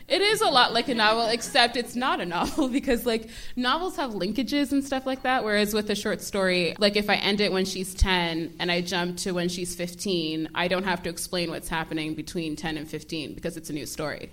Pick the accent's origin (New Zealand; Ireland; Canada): Canada; Toronto, Ontario; also born or lived in Brampton / Maple / New York; Um, I grew up sort of all around Toronto